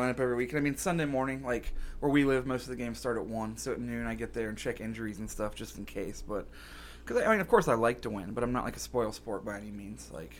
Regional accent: Cincinnati, Ohio, United States; I'm from Cincinnati

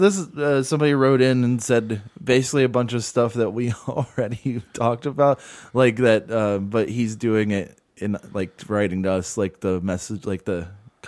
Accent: St. Louis, Missouri, United States; Also, I'm slightly biased because I'm from St. Louis and those dudes suck and so does their music.

